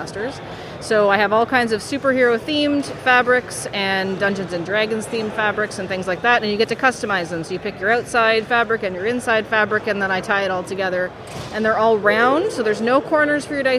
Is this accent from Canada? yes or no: yes; Canada; I'm Canadian